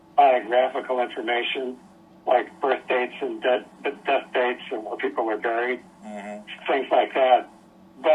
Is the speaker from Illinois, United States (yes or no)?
yes; Chicago, Illinois, United States; I grew up in Chicago as a White Sox fan